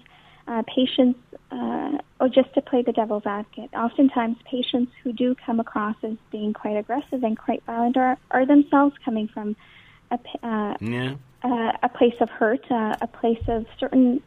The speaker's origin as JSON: {"language": "English", "country": "Canada", "tie": "born or raised there", "said": "having spent my entire life in Canada"}